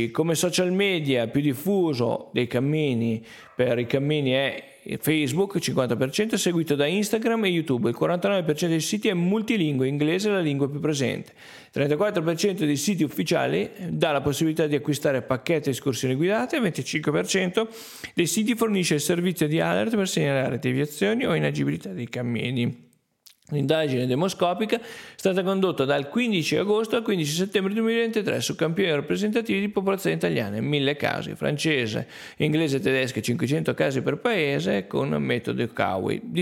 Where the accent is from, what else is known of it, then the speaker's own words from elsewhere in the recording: Piedmont, Italy; quando dico che arrivo dal Verbano Cusiossola è difficile definirmi se sono lombardo piemontese